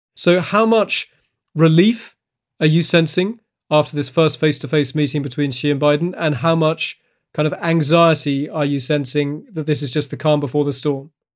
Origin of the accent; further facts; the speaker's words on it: United Kingdom; now in Beijing, China; I am British